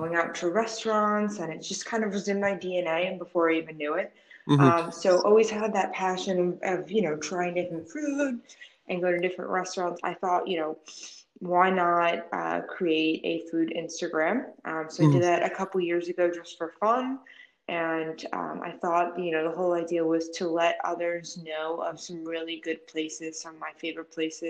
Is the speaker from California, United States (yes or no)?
no; Queens, New York, United States; native New Yorker. I grew up in Astoria, Queens.